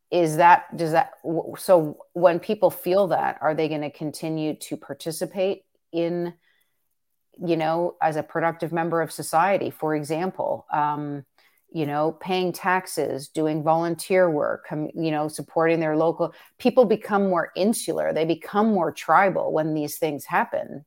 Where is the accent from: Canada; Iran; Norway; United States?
Canada; as a Canadian